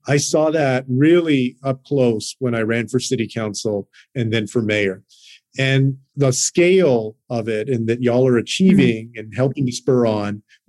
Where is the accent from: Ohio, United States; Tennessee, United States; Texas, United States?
Texas, United States; including in my home state of Texas.